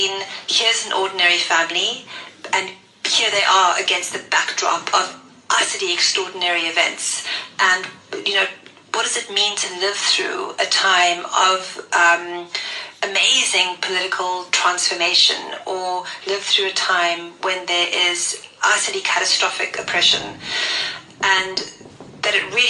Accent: Cape Town, Western Cape, South Africa; I grew up in what I think of as a very Cape Townian family, because it was extremely diverse. And I grew up in Mormay State, which some of you will know is quite close to District 6

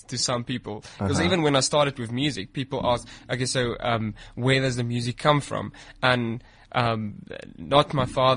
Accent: Pretoria, Gauteng, South Africa; also born or lived in Western Cape; I moved back to Pretoria. And I went to school. I'm staying in Centurion. So that's where I basically grew up.

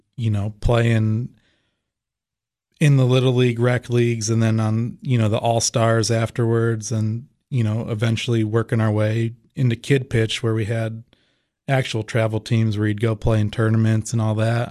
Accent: Ohio, United States; moved away; where I grew up in Ohio

